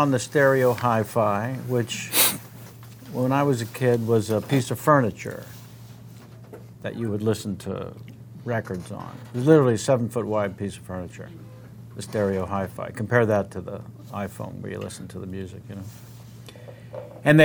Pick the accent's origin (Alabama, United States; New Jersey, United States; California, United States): California, United States; San Francisco; I'm from San Francisco. The other great city, and everyone thinks I'm from New York.